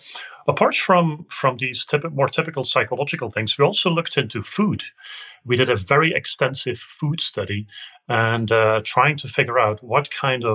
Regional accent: Belgium; I'm from Belgium

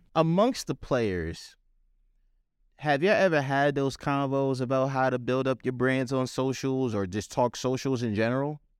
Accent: White Plains, New York, United States; I'm a native New Yorker. I've been here my entire life

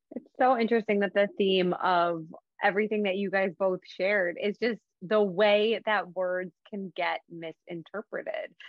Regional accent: Rochester, New York, United States; my hometown in rochester

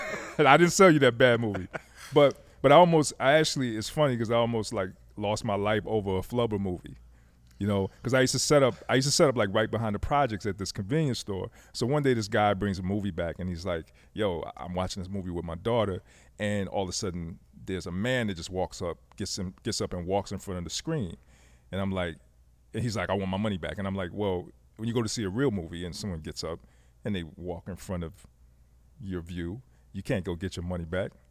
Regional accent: Fayetteville, North Carolina, United States; also born or lived in Germany; I grew up in Fayetteville, North Carolina

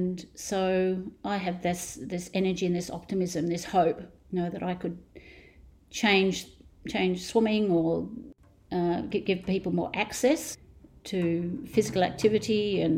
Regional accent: Australia; I've been best known probably as an Australian sporting legend

